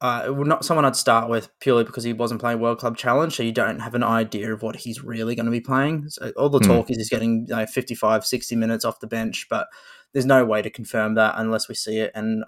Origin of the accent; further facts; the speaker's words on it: Queensland, Australia; I'm a Queenslander. I'm happy with that.